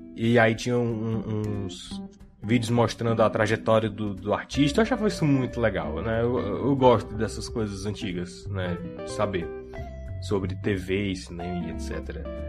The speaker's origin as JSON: {"language": "Portuguese", "country": "Brazil", "said": "eu sou brasileiro que assistia televisão"}